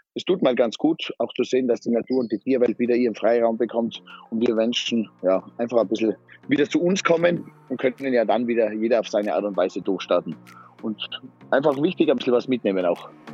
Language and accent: German; Zillertal, Tyrol, Austria; ich bin ein waschechter Tiroler und komme aus dem Zillertal vom Stockresort